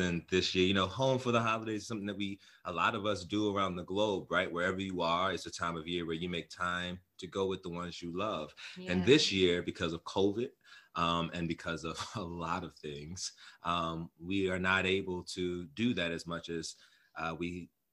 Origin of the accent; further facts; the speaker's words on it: Prince George's County, Maryland, United States; moved away as an adult; also born or lived in Baltimore, Maryland / Philadelphia, Pennsylvania; now in California, United States; I was born and raised in Maryland. Born in Baltimore, raised in the DMV area, PG County